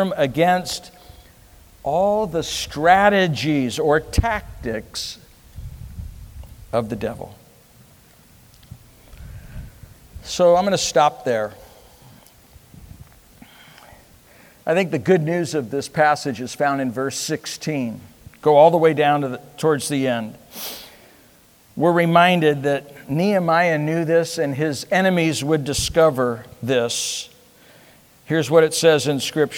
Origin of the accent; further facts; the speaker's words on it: United States; I'm American